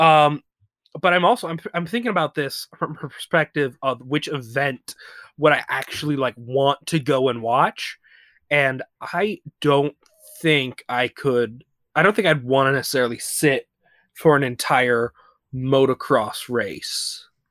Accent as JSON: {"language": "English", "region": "the South", "country": "United States", "said": "I'm an American man"}